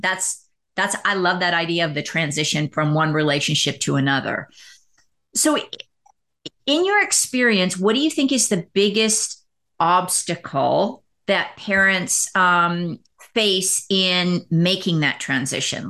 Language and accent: English; Canada; now in United States; I'm from Canada, but working in the United States.